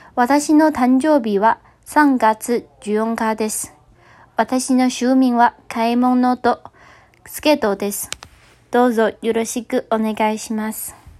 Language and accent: Japanese; Taiwan; Japanese is a second language; 私は台湾人です